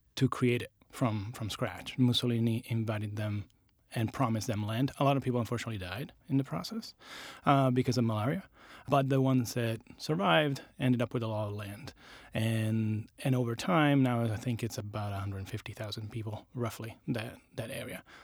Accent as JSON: {"language": "English", "town": "Latina", "region": "Lazio", "country": "Italy", "tie": "born or raised there", "also_born_or_lived": "Rome", "second_language": "English", "moved": "as an adult", "lives_now": "United States", "said": "I grew up in a town called Latina, which is south of Italy"}